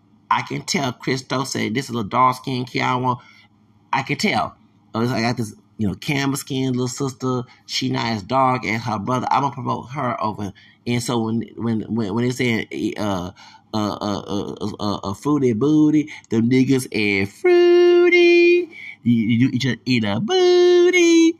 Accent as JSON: {"language": "English", "region": "the South", "country": "United States", "said": "we're from the South"}